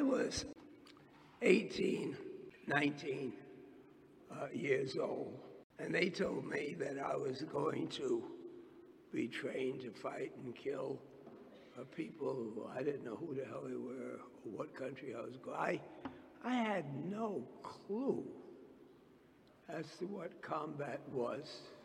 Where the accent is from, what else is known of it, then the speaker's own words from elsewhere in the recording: New York City, New York, United States; I was born and raised in Harlem.